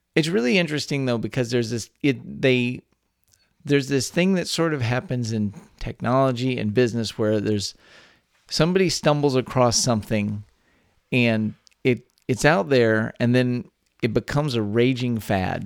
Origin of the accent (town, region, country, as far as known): Texas, United States; born or raised there